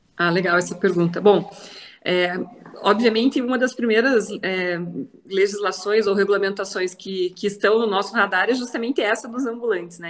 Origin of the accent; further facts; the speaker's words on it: interior of Paraná, Brazil; moved away as an adult; now in Curitiba, Brazil; sou do interior do Paraná, moro aqui em Curitiba desde 2002